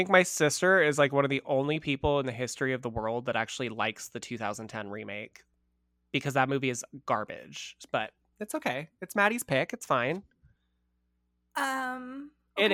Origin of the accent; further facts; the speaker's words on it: Brooklyn, New York, United States; Come at me, bitch. I'm from Brooklyn.